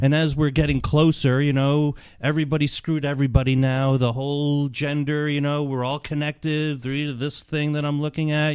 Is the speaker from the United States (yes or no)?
yes; New York, United States; grew up in New York